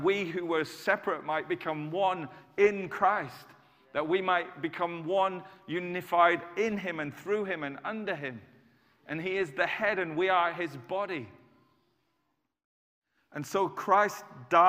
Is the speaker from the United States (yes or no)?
no; United Kingdom; I'm British